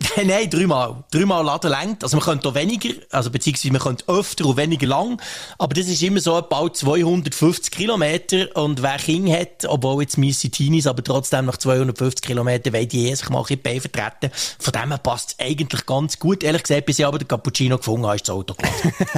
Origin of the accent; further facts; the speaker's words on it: Bern, Switzerland; ich bin ja mega geduldig als Berner